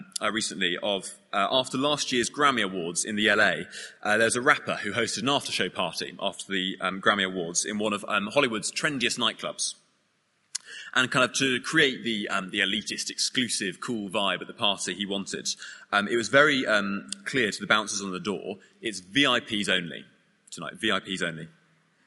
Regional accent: United Kingdom; we're British

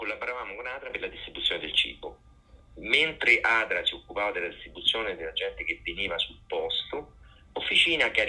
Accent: Rome, Lazio, Italy; io sono di Roma

